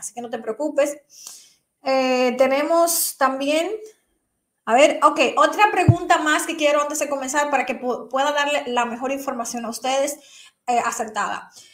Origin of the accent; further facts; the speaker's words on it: Dominican Republic; aquí en mi país, República Dominicana